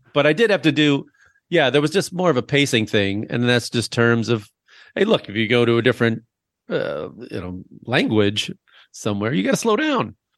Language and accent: English; Chicago, Illinois, United States; We did road trips with my family. It was always from Chicago to Florida